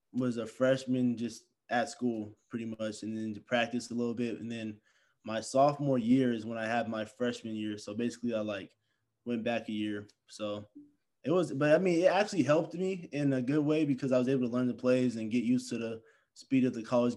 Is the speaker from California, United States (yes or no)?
yes; Stockton, California, United States; I'm from Stockton, California